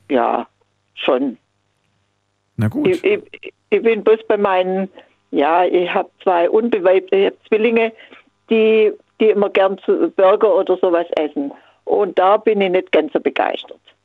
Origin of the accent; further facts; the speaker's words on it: Kaliningrad, Kaliningrad Oblast, Russia; now in Swabia, Germany; Ich komme aus Königsberg gebürtig